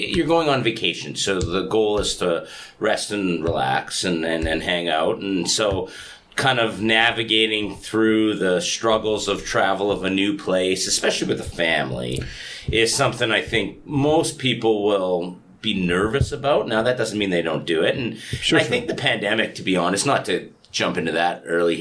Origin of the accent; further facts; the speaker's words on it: Edmonton, Alberta, Canada; moved away as an adult; now in South Korea; I grew up in Edmonton, and as weird as it sounds, it is like 300 kilometers from the Rocky Mountains